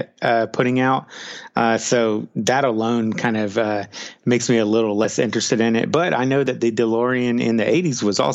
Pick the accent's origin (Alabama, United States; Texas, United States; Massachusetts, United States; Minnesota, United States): Texas, United States; I am from Texas